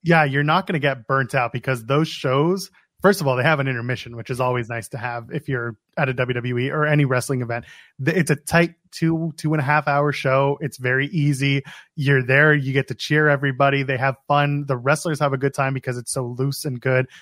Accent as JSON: {"language": "English", "country": "Canada", "said": "I, I'm Canadian"}